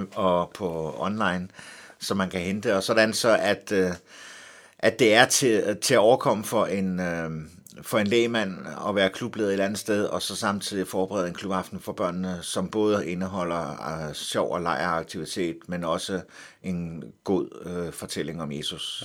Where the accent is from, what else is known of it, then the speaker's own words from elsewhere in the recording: Helsingør, Capital Region of Denmark, Denmark; Jeg voksede op i Helsingør